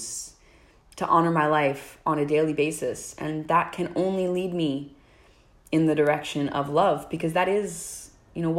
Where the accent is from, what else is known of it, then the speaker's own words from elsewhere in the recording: New Jersey, United States; now in Oakland, United States; I'm originally from New Jersey, but I'm calling from Oakland, California